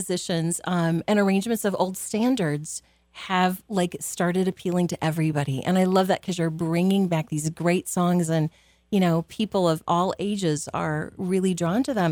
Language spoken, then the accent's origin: English; Clarinda, Iowa, United States; I'm from Clarinda